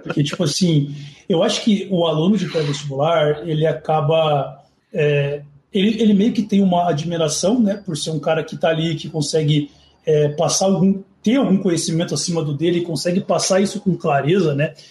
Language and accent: Portuguese; São Paulo, Brazil; Eu sou de São Paulo